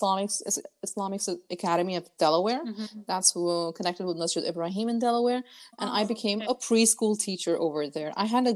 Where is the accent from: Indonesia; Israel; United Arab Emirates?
United Arab Emirates; moved away as an adult; also born or lived in Lahore, Pakistan; I was born, brought up in United Arab Emirates. I did my 12th grade until there